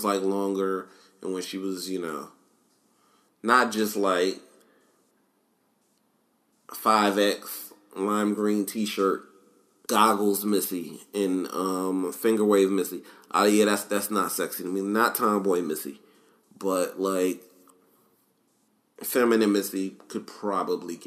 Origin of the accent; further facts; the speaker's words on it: New York, United States; I'm from New York